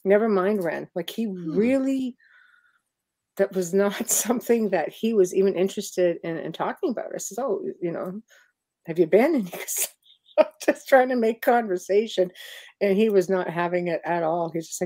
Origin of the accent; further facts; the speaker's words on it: Canada; where are you from? And I said, Canada